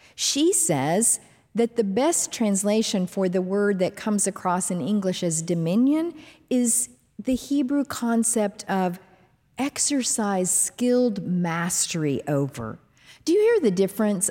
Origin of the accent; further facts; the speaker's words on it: Dallas–Fort Worth area, Texas, United States; D F W Airport, near the home where I grew up